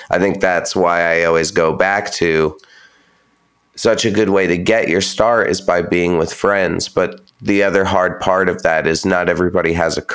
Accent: Pacific Northwest, United States; i'm from you know, in the the Northwest, but I'm not from Seattle.

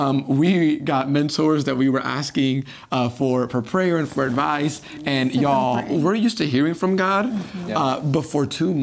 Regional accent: New York City, New York, United States; moved away as an adult; now in Texas, United States; growing up in New York City, it is so interesting. It's so fun because it's not the Bible Belt, right? It's church isn't a traditional thing. It's not what you do culturally.

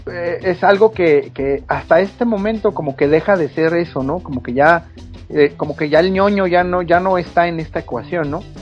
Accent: Mexico City, Mexico; now in Chihuahua, Mexico; yo soy de la Ciudad de México, me vine a vivir a, Chihuahua, por allá el 2001

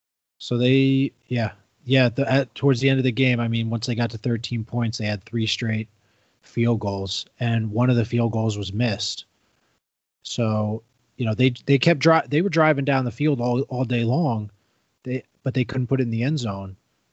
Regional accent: New York, United States; But hey, I mean, as a New Yorker, you got a one of the three New York teams in the championship game here.

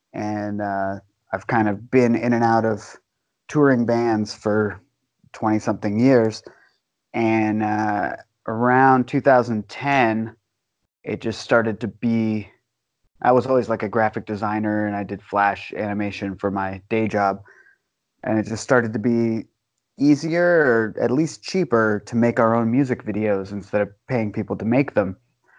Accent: San Francisco, California, United States; also born or lived in Oregon / Washington, D.C.; now in Bend, United States; I'm from San Francisco originally, but I've lived most of my life up in Oregon. Spent a little bit of time in Washington, D.C., but mostly Eugene, Portland, and now Bend, Oregon.

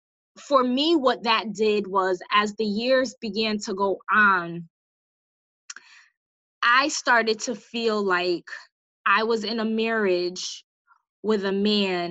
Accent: Bridgeport, Connecticut, United States; I'm from Bridgeport

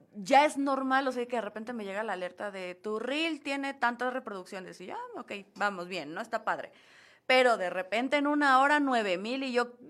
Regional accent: Mexico; como mexicanos

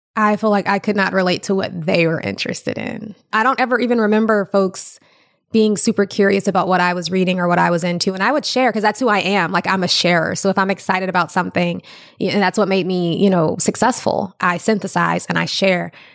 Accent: Ferguson, Missouri, United States; I grew up there.

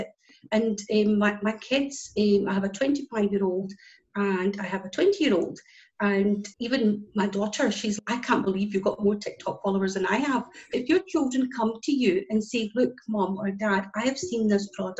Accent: Scotland, United Kingdom; as you can tell by my accent, I'm from Scotland

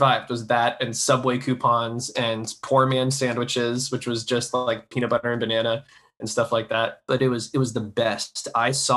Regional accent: Florida, United States; Growing up in Florida

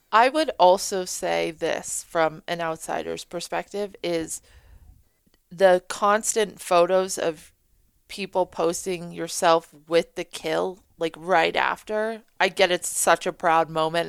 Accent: New Hampshire, United States; we're from New Hampshire

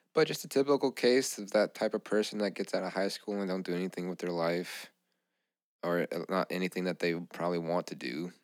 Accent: Louisiana, United States; we grew up in Louisiana.

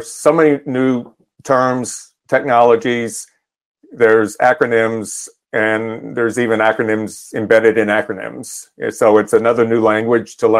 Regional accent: Northern Texas, United States; where I grew up in Northern Texas

